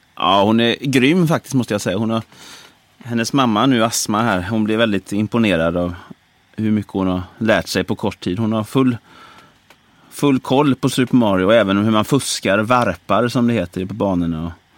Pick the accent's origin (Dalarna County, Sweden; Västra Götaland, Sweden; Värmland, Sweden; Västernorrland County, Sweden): Västra Götaland, Sweden; Brålanda; moved away; Jag är uppväxt i Brålanda